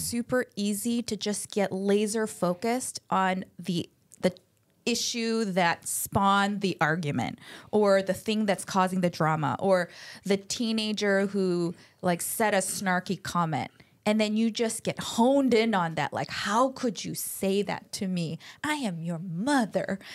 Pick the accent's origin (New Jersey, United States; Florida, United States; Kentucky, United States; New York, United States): New York, United States; Buffalo; also born or lived in Chicago, Illinois; now in California, United States; I was born in Chicago, but grew up mostly ele-, late elementary, middle school, and high school in Buffalo, New York